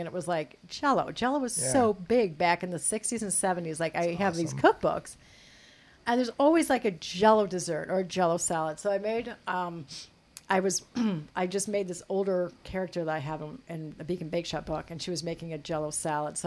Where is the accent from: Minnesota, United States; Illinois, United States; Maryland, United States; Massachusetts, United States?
Illinois, United States; moved away; I grew up in Illinois